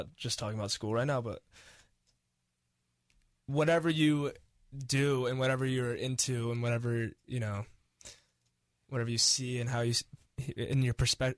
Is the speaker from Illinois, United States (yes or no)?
no; Mercer Island, Washington, United States; growing up on Mercer Island, being around, like, the most competitive sports and the most competitive schooling and the most competitive social scene.